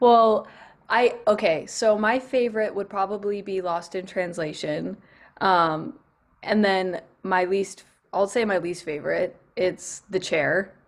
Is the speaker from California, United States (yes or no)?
yes; Northern California, United States; I grew up, um, on a, actually on a small farm in California